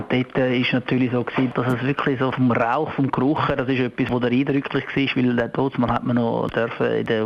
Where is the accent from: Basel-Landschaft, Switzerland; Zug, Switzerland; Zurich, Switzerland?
Zurich, Switzerland; moved away; also born or lived in St. Gallen; als Zürcher